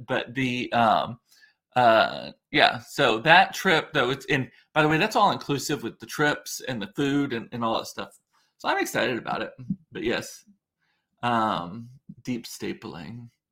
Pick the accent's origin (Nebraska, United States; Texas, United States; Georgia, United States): Texas, United States; Rio Grande Valley; growing up in the Rio Grande Valley